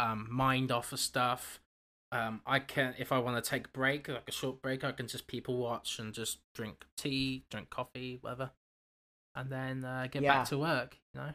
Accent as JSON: {"language": "English", "country": "Canada", "said": "I'm too Canadian."}